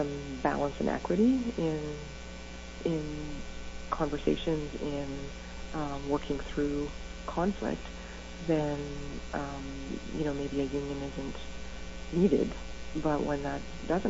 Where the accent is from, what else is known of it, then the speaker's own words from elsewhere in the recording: Northern Ontario, Canada; moved away; I came from Northern Ontario. It's pretty sheltered